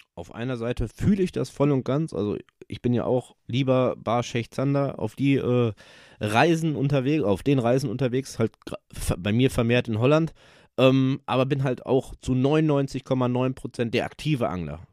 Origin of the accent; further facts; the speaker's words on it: near Dortmund, North Rhine-Westphalia, Germany; Ich komme aus der Nähe von Dortmund